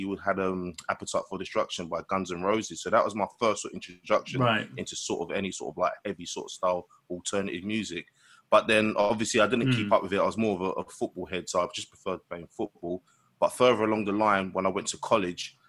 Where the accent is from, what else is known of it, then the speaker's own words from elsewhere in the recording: London, United Kingdom; I'm from Newham, which is a borough in London.